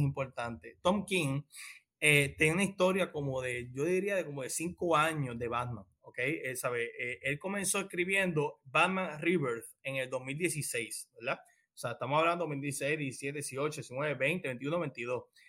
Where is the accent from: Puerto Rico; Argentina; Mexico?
Puerto Rico; somos de Puerto Rico